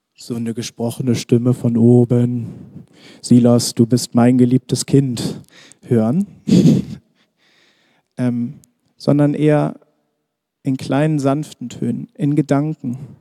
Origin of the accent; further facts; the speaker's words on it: Germany; für uns als Deutsche